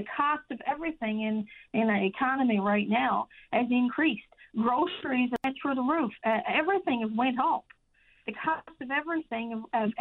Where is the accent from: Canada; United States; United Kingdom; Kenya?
Canada; Change Islands, Newfoundland and Labrador; I'm from Change Island. My husband is a fisherman